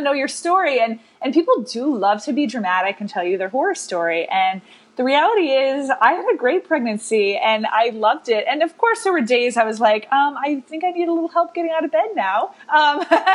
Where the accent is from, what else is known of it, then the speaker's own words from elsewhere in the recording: Rochester, New York, United States; moved away as an adult; now in New York City, United States; I was born and raised in Rochester, New York, which some people say upstate. We say Western New York